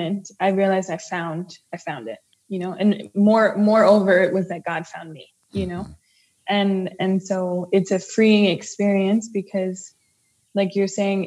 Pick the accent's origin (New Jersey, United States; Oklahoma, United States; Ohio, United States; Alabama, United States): New Jersey, United States; So I was from New Jersey.